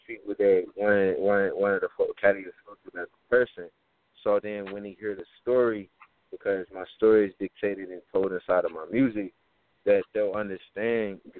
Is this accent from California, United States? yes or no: no; Texas, United States; I'm from Texas, bro. You know, I play high school football